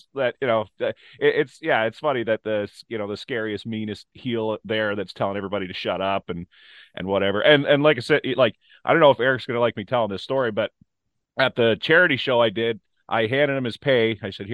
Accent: Ontario, Canada; I'm from Ontario

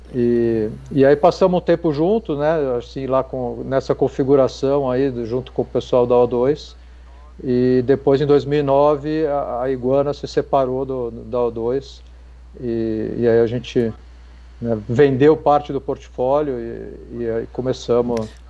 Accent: São Paulo, Brazil; moved away as an adult; also born or lived in Piracicaba; eu achava que eu tinha que sair de São Paulo de qualquer jeito, sou paulistano

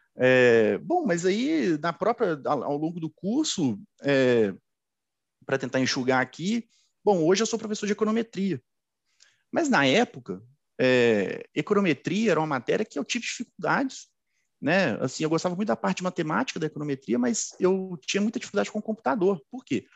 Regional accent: Belo Horizonte, Minas Gerais, Brazil; eu sou suburbano, né, sou de Belo Horizonte, sou suburbano, cresci, é, estudei a minha vida inteira na escola pública

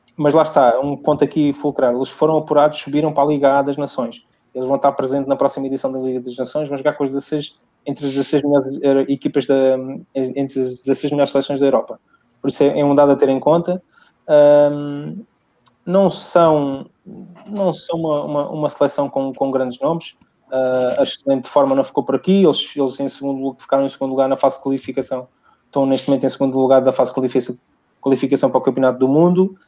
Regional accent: Portugal; Eu sou português

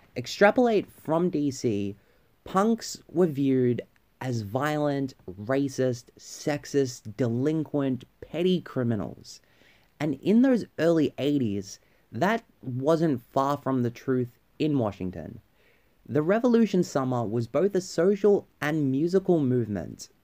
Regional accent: Victoria, Australia; my home state of Victoria

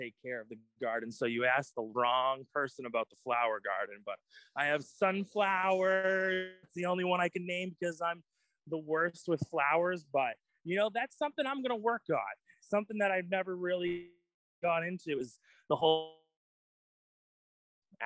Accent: Auburn, Maine, United States; I raised in Maine my whole life. I grew up in Auburn, so I am Mainer, pure and pure

